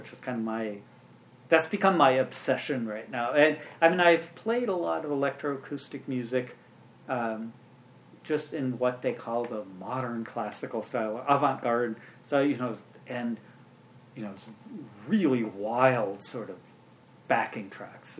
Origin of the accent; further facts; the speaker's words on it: Urbana, Illinois, United States; I actually grew up in the town I live in. I was born and raised in Urbana, Illinois